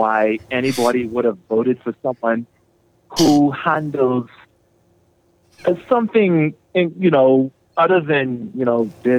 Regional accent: Nassau, New Providence, Bahamas; I am born and bred in Nassau, Bahamas.

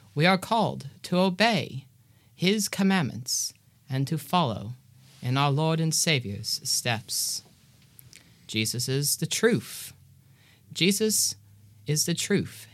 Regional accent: Georgia, United States; I am from Georgia and presently in Cape Town, South Africa

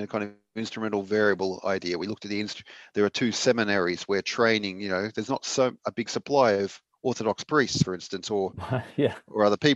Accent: Australia; as an Australian

